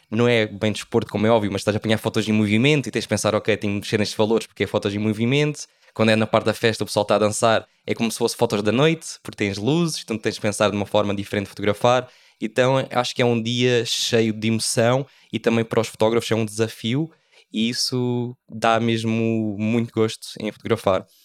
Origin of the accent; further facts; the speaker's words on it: Faro, Algarve, Portugal; now in Algarve, Portugal; eu vivo no Algarve, sou de Faro, um, faço fotografia de casamento